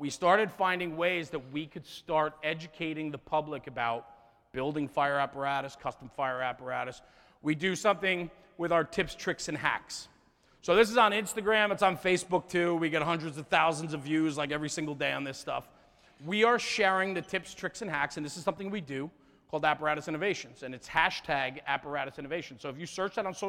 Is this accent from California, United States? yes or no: no; New Jersey, United States; I'm from New Jersey